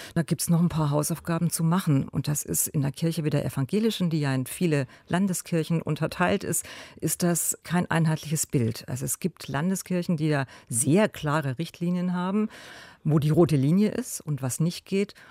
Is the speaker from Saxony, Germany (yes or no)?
no; Cologne, North Rhine-Westphalia, Germany; bei uns in Köln